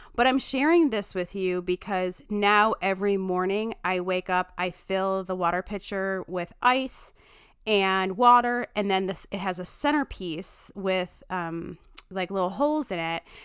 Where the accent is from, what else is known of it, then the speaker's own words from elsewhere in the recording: Chicago, Illinois, United States; I say pitchers weird 'cause I'm from Chicago